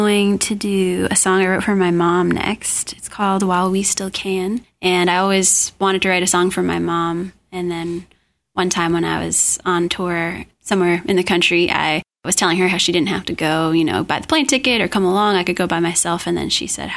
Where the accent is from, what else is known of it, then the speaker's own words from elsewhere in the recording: New Bedford, Massachusetts, United States; we're both from New Bedford, Massachusetts